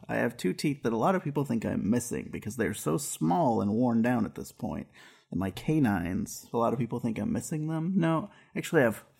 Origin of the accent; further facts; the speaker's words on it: West Coast, United States; So we're from the West Coast.